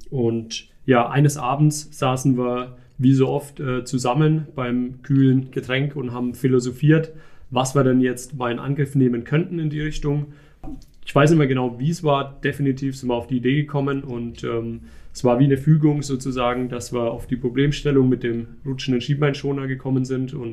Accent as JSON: {"language": "German", "town": "Feuerthal", "region": "Bavaria", "country": "Germany", "said": "33 Jahre jung, ich komme aus Feuertal bei Hammelburg."}